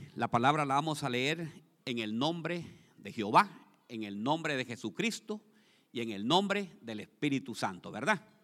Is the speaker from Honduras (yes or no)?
yes; Honduras; now in Columbus, United States